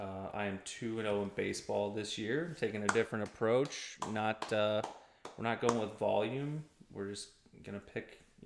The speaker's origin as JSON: {"language": "English", "country": "United States", "said": "I'm American."}